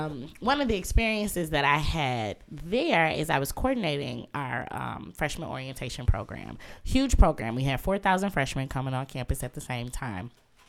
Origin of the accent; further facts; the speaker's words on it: Muskegon, Michigan, United States; So I'm originally from Muskegon, Michigan, which is on the other side of the state. Yes, shout out to 231 over everything all the time.